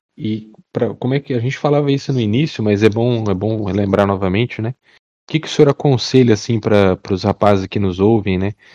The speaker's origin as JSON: {"language": "Portuguese", "region": "Paraná", "country": "Brazil", "said": "sou aqui do, do Paraná"}